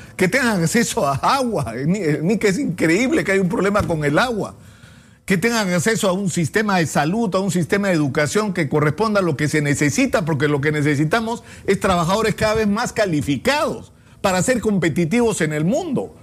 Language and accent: Spanish; Peru; como peruanos